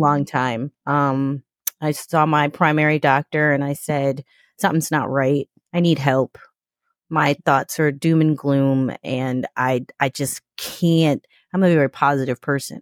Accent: New York, United States; I'm from New York

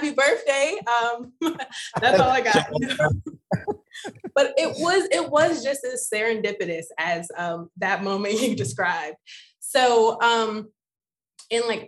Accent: Cleveland, Ohio, United States; now in New York City, United States; I am born and raised in Cleveland, Ohio

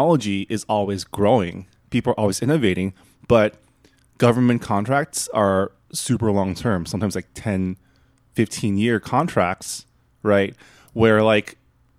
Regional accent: Canada; I'm a Canadian

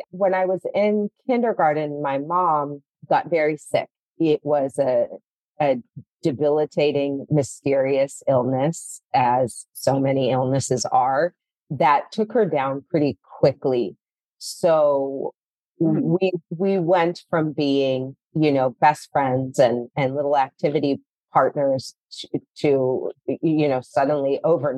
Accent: St. Louis, Missouri, United States; moved away as an adult; also born or lived in Colorado / Arizona; now in Los Angeles, United States; So I'm from the Midwest. I grew up in St. Louis.

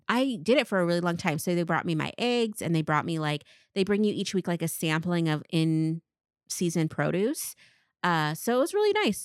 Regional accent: Tri-Cities, Washington, United States; born or raised there

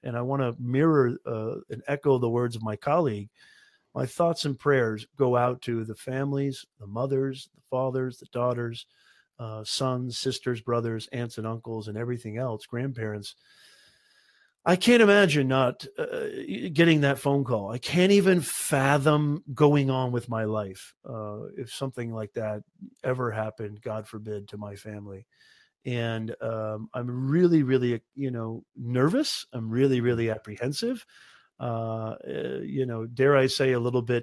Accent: United States; Ross and I, born and raised in the United States

